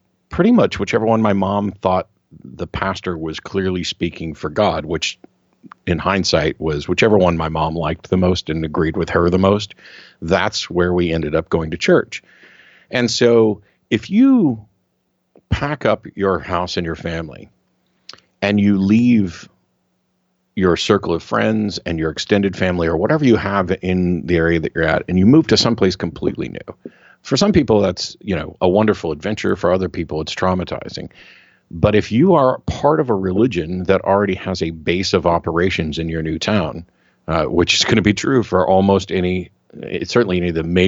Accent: Missouri, United States; now in Austin, United States; I grew up in Missouri.

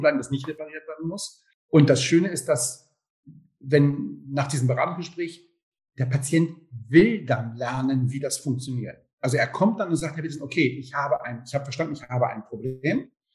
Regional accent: Hamburg, Germany; moved away as an adult; also born or lived in Trier; now in Leipzig, Germany; wir kommen aus Hamburg, ich habe in Hamburg studiert

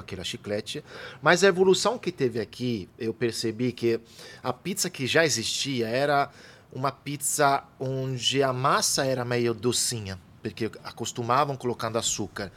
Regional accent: Italy; now in São Paulo, Brazil; eu venho da Itália

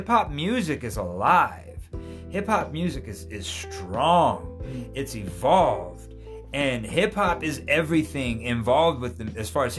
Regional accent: Albuquerque, New Mexico, United States; I'm from Albuquerque. Mm-hmm. You know what I mean, dude? Mm-hmm. And so you have always stayed, I am from Albuquerque.

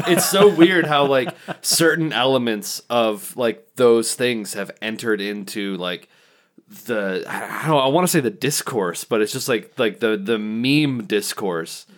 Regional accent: Kalamazoo, Michigan, United States; we're from Kalamazoo

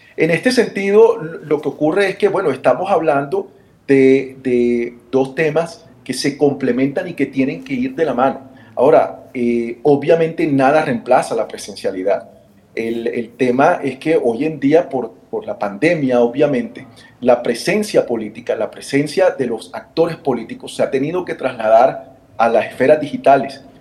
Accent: Barranquilla, Atlántico, Colombia; accent: Colombian Caribbean; Yo vengo de una ciudad, quizá no lo han notado por mi acento, en el Caribe colombiano

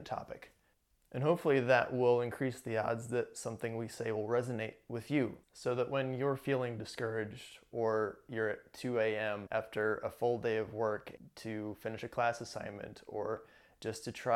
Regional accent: Midwest, United States; now in California, United States; I grew up in the Midwest

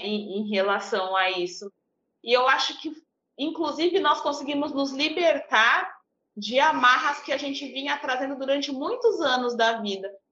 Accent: São Paulo, Brazil; eu cresci num bairro, eu cresci em Tiradentes, né? É um bairro de alta periferia em São Paulo

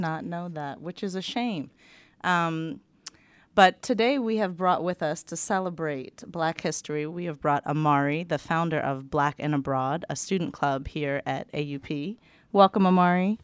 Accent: United States; now in Paris, France; I'm American

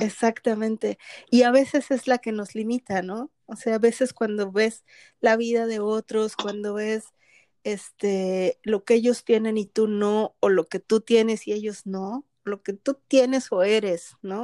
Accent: Mexico; now in Canada; yo soy mexicana que vive en Canadá

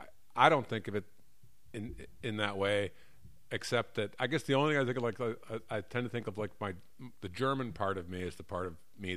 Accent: Barbados; Oh, I'm from Barbados.

